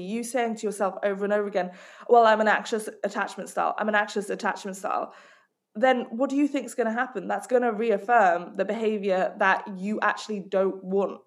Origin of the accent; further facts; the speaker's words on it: Hong Kong; I grew up in Hong Kong